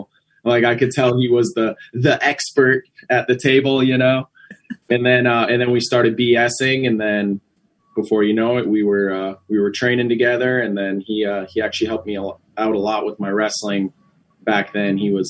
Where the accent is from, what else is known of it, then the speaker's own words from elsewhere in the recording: Ashland, Wisconsin, United States; Yep. I'm from Ashland, Wisconsin. It's way, way up north, right on the Bay of Lake Superior. It's a very cold place.